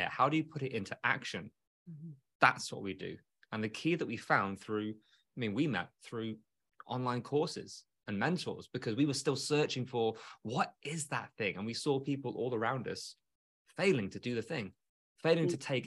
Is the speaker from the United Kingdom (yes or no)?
yes; United Kingdom; moved away as an adult; now in United States; I'm British